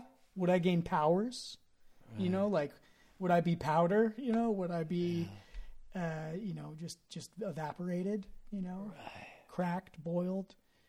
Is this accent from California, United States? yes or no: yes; Marin, California, United States; us growing up in Marin